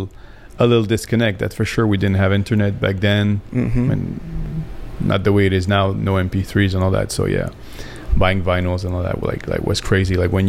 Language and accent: English; Paris, Île-de-France, France; now in United States; Originally from Paris, France.